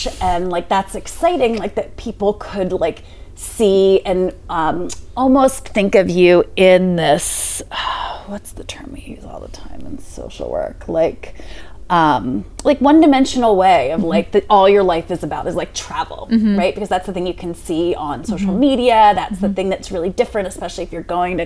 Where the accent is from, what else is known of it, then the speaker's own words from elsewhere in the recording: Cheltenham, Pennsylvania, United States; also born or lived in Boston / Philadelphia; I grew up in Cheltenham, like 2 blocks outside of the city